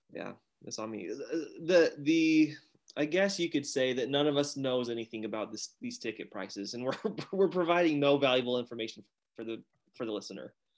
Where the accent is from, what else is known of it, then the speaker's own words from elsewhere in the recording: Utah, United States; also born or lived in southern Arizona; now in Arizona, United States; from Utah, currently living uh, in southern Arizona